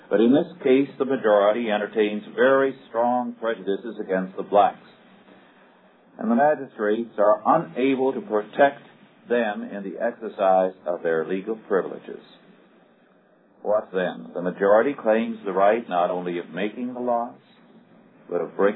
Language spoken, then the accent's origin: English; Kingsburg, California, United States; my hometown of Kingsburg